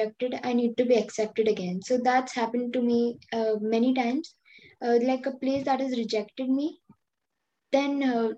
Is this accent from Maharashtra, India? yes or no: no; Delhi, India; I'm from India, Delhi